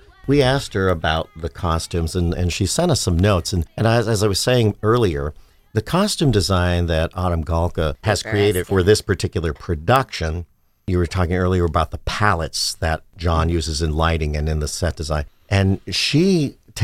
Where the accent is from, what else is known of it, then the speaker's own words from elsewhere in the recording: Swoyersville, Pennsylvania, United States; I grew up in Suarezville, native of northeastern Pennsylvania